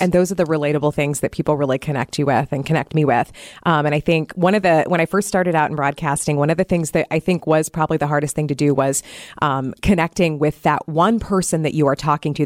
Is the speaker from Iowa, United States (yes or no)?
yes; Iowa, United States; now in Wisconsin, United States; So, I grew up in Iowa, so I will be traveling back to see my parents